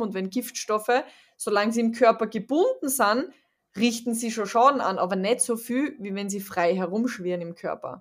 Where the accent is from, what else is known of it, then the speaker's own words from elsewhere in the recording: Austria; ich komme aus Österreich